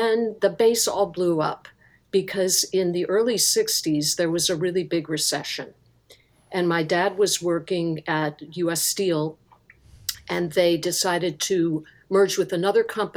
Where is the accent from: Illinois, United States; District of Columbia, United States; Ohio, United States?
Ohio, United States; outside of Cleveland; I grew up in Ohio, outside of Cleveland, out in the countryside